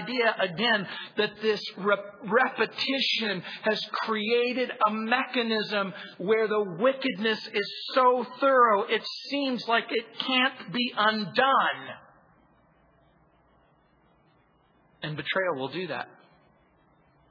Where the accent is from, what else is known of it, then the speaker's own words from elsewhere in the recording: Southern California, United States; also born or lived in New Orleans, Louisiana / San Francisco; I was born in New Orleans. I was raised in Southern California